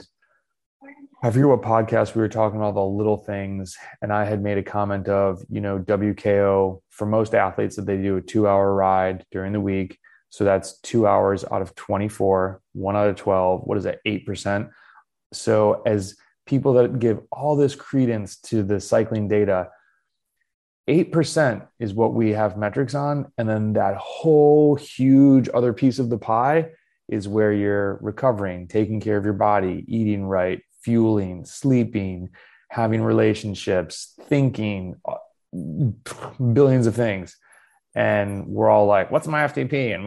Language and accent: English; United States; Being an American cyclist